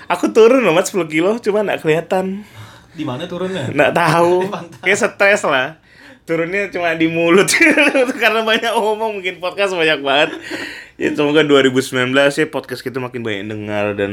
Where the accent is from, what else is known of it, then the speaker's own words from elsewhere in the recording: Pontianak, West Kalimantan, Indonesia; kalau kita orang kita orang Pontianak pasti tahu tuh asal usul kampung kita